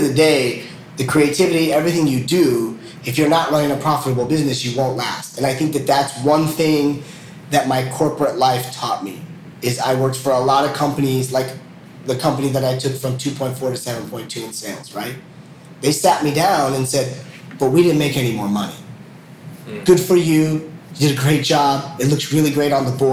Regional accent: United States; moved away as an adult; as an American

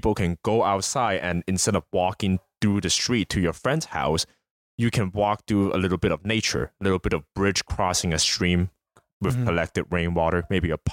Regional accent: United States; we as American growing up

